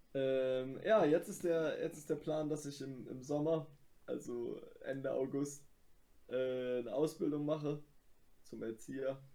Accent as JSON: {"language": "German", "country": "Germany", "said": "ich bin Deutscher"}